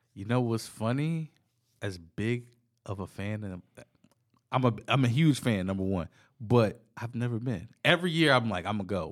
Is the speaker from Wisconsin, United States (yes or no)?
no; Virginia, United States; being from Virginia